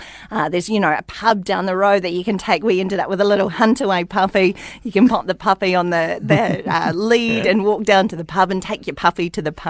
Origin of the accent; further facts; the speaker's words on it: Whanganui, Manawatū-Whanganui, New Zealand; now in Dunedin, New Zealand; So I grew up in Whanganui, was born on State Highway 4 up there between Whanganui and Ratahi.